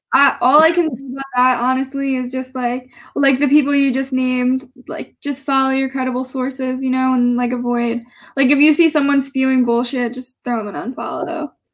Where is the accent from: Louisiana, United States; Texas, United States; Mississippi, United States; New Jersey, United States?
New Jersey, United States; I went to uh, Gloucester County Institute of Technology in South Jersey